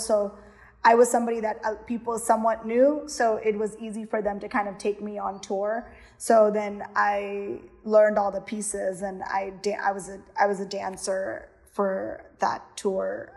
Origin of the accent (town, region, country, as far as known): Houston, Texas, United States; born or raised there; also born or lived in Miami, Florida / Kerala (ancestry)